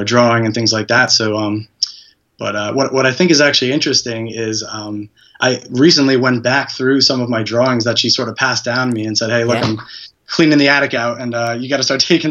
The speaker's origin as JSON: {"language": "English", "area": "Hudson Valley", "region": "New York", "country": "United States", "said": "I'm from New York, the Hudson Valley area, which is roughly an hour north of the city"}